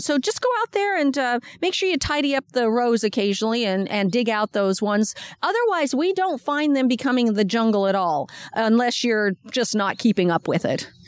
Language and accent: English; Washington, United States; now in Sacramento County, United States; I come from Washington State